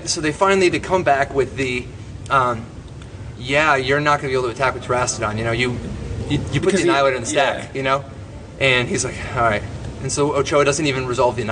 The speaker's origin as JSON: {"language": "English", "town": "Detroit", "region": "Michigan", "country": "United States", "said": "I'm from Detroit"}